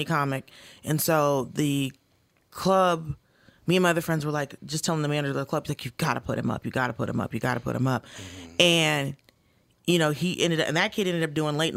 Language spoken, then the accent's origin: English; Atlanta, Georgia, United States; moved away; I grew up, for the most part, in Atlanta.